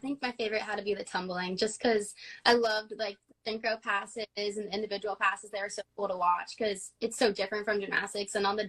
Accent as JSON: {"language": "English", "region": "New Jersey", "country": "United States", "said": "So we're from New Jersey. It's like the Jersey Shore. We're kind of near the beach, and we're like an hour from the city."}